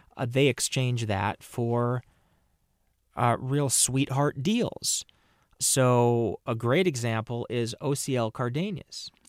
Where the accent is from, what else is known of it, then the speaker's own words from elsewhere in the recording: Minnesota, United States; I'm from Minnesota.